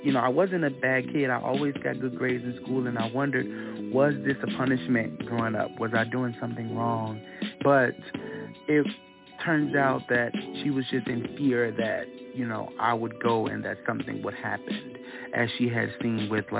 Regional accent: Chicago, Illinois, United States; moved away as an adult; now in Boston, United States; Growing up in Chicago

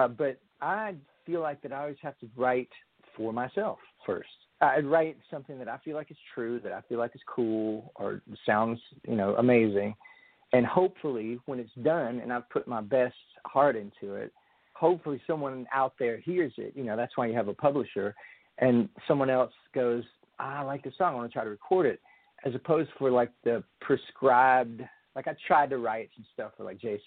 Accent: Georgia, United States; moved away; also born or lived in California; I was from Georgia, but I lived in California

